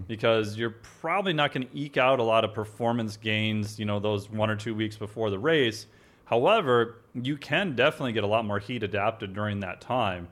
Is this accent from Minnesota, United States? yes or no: yes; Minnesota, United States; I'm from Minnesota